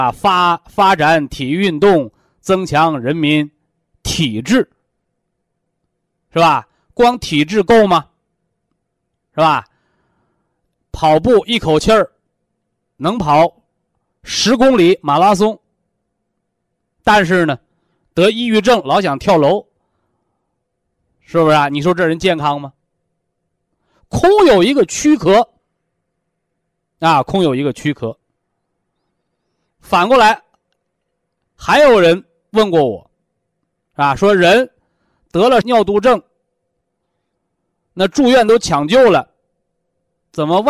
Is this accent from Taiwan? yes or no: no; China; 我们是中国人，啊，我们是炎黄子孙，我们是有着悠悠五千年历史的文化人。